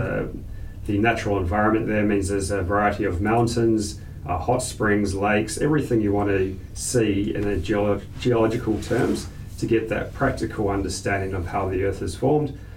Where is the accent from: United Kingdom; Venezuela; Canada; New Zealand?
New Zealand; moved away; I grew up in New Zealand